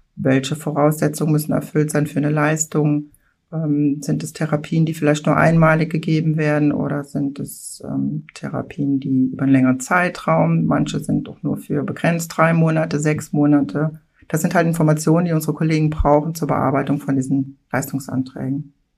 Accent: Mülheim-Kärlich, Rhineland-Palatinate, Germany; Mülheim-Kerlich ist eine Hochburg, also mein Heimatort

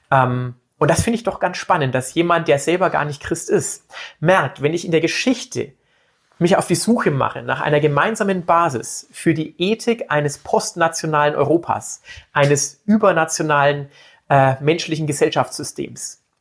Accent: Bavaria, Germany; also ich komme aus Bayern, muss ich ganz ehrlich jetzt zugeben und bekennen und stehe auch dazu

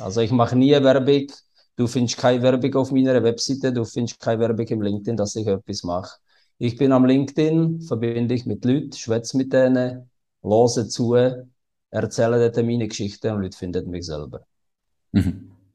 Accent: České Budějovice, South Bohemian Region, Czechia; German is a second language; moved away as an adult; now in Switzerland; ich komme aus Südböhmen in Budweis und das ist nahe von der österreichischen Grenze

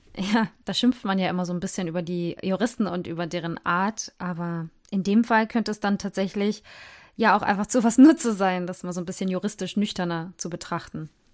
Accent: Germany; hier bei uns in Deutschland

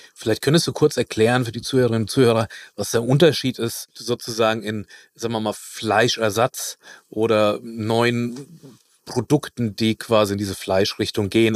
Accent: near Frankfurt, Hesse, Germany; also da wo ich herkomme, das ist bei Frankfurt.

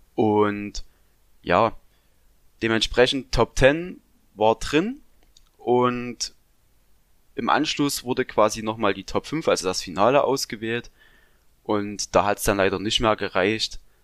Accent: Saxony, Germany; also born or lived in Thuringia; ich komme aus Sachsen

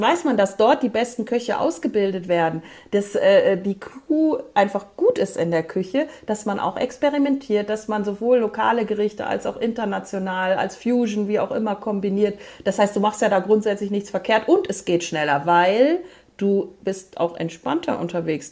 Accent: Moers, North Rhine-Westphalia, Germany; War ich in meiner Heimatstadt, ich komme ja vom Niederrhein

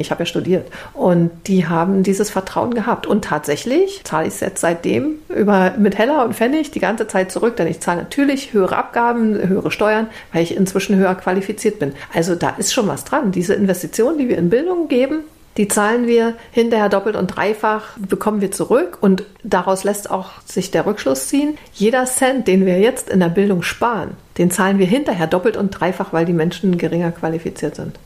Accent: East Germany, Germany; Russisch war bei uns in der DDR auch tatsächlich so ein sehr dominantes Fach

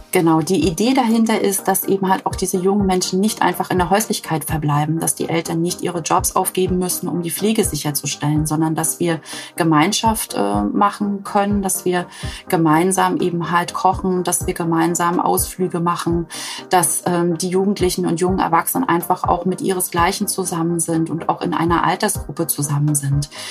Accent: Mecklenburg-Vorpommern, Germany

